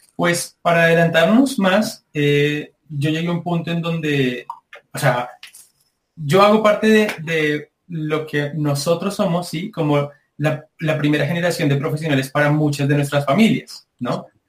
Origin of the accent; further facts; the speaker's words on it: Soacha, Cundinamarca, Colombia; venimos de Soacha. es casi que pegado a Bogotá